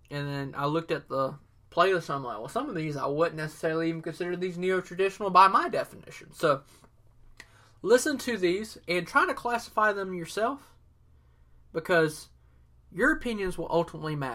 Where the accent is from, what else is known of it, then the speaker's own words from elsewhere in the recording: Southern US, United States; accent: Southern; I'm using my real Southern accent, my 100% authentic Southern accent here.